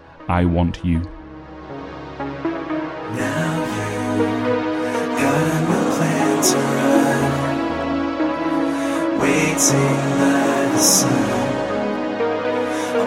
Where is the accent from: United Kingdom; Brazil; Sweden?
United Kingdom; the north of England; now in Royston, United Kingdom; I'm from Northern England